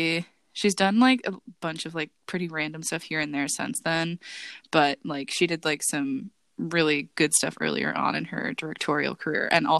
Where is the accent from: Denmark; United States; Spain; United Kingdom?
United Kingdom; England; as a English white person